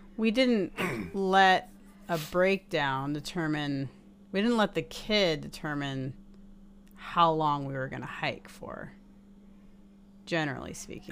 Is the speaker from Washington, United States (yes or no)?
yes; Seattle, Washington, United States; we're from Seattle